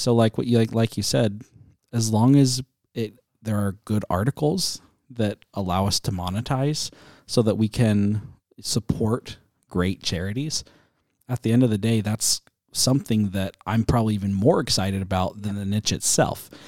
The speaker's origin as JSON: {"language": "English", "country": "United States", "said": "as an American"}